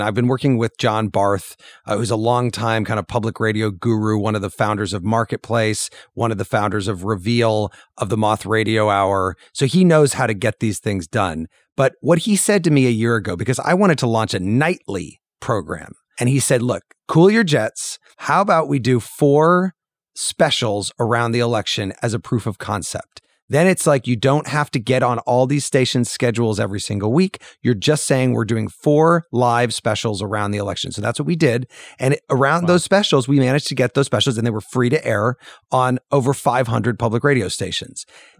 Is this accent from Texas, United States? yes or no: no; Illinois, United States; When I was growing up in Central Illinois, I used to listen to the radio at night.